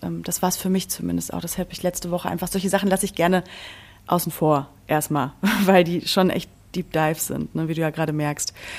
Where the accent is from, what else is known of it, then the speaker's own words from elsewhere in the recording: Berlin, Germany; ich komme aus Berlin